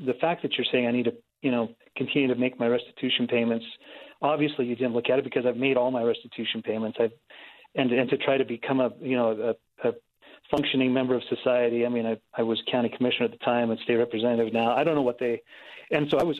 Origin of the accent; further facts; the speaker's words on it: Blanding, Utah, United States; I come from Blanding, where people have died at the hands of the BLM